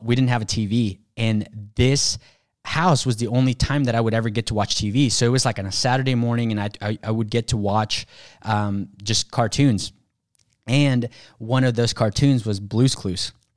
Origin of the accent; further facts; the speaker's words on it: Mexico; moved away; I was born in Mexico.